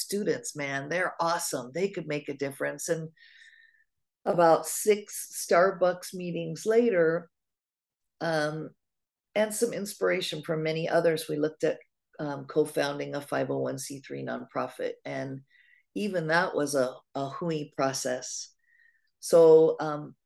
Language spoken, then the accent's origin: English; Oregon, United States; moved away as an adult; now in Hawaii, United States; I was raised in Oregon. But raised in Oregon, I did not move here until 1994. I've lived here half my life